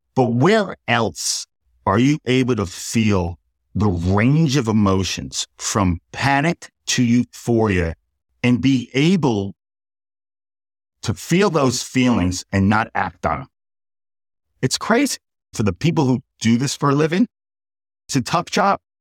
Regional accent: Port Washington, New York, United States; I grew up in New York, and I was raised by my mother

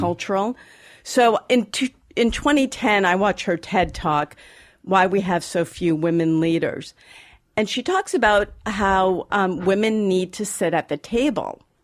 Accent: Boston, Massachusetts, United States; I grew up in Boston

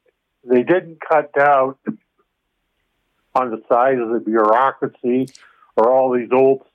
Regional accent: Toronto, Ontario, Canada; I go way back to, you know, Mimico, New Toronto, Long Branch. I was born in Long Branch. That's on my birth certificate.

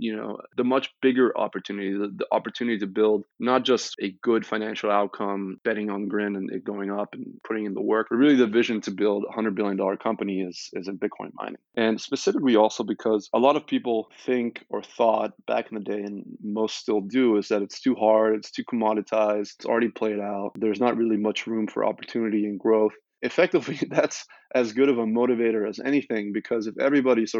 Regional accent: Munich, Bavaria, Germany; moved away as an adult; also born or lived in Stanford, United States; I was born and raised in Munich, Germany, and then I went to the US to Stanford for college

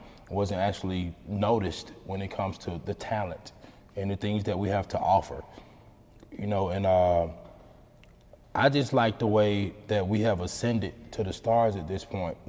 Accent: Atlanta, Georgia, United States; I'm from Kimley Court to be exact, right down the street from here.

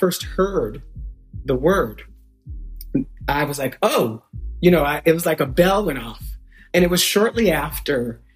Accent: New York City, New York, United States; moved away; also born or lived in Inland Empire, California; I was born in New York City in Brooklyn. By the time I was in my teens, I was in California

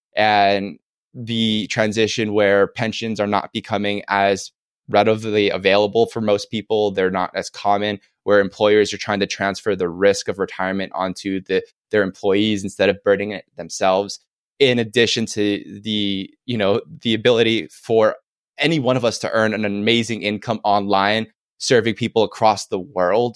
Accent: Oahu, Hawaii, United States; Oahu is my favorite island 'cause I'm born and raised here

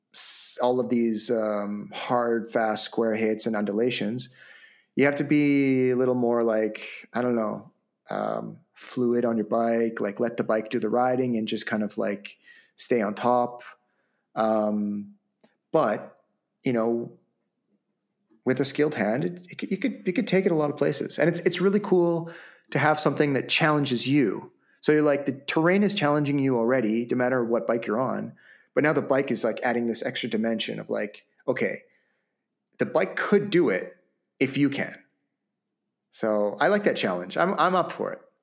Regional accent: Vancouver, British Columbia, Canada; basically my hometown

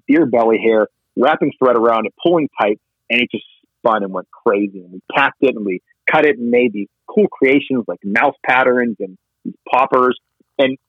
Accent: Pennsylvania, United States; a fellow Pennsylvania fly tire and fly fisher

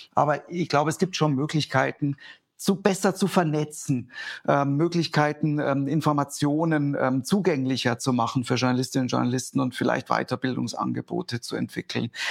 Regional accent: Germany; bei uns in Deutschland

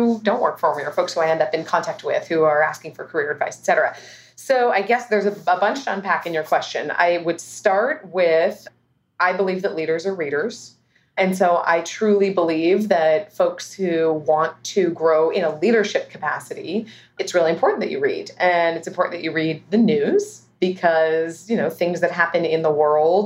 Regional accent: Los Altos, California, United States; I grew up here in the Bay Area

